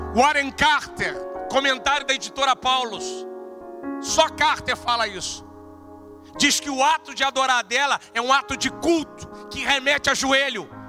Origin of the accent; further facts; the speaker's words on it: Brazil; nós somos brasileiros